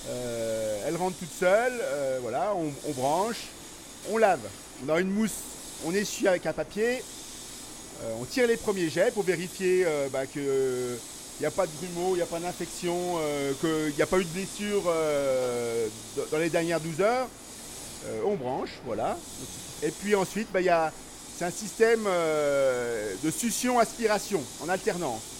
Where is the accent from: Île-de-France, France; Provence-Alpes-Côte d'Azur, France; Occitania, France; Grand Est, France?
Île-de-France, France; Paris; born there; je ne suis pas né ici, je suis né à Paris. Mes parents n'étaient pas agriculteurs, mes grands-parents l'étaient.